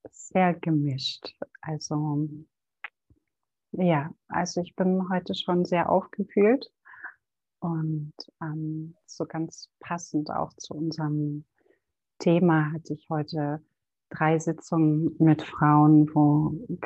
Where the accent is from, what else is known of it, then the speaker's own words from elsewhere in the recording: Berlin, Germany; born there; Ich bin in Berlin geboren und Mutter von einem fast 15-jährigen Sohn und betreibe seit sechs Jahren mein eigenes Ayurveda-Business in Berlin